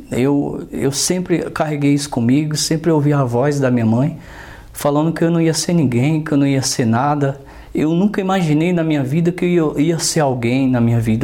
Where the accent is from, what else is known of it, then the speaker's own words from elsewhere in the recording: Northeast Brazil, Brazil; now in São Paulo, Brazil; sou nordestino. Vou falar um pouco da minha infância no Nordeste